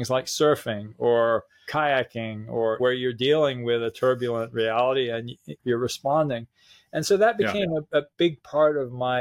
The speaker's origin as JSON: {"language": "English", "town": "San Francisco", "region": "California", "country": "United States", "tie": "born or raised there", "said": "I grew up in San Francisco in the 60s"}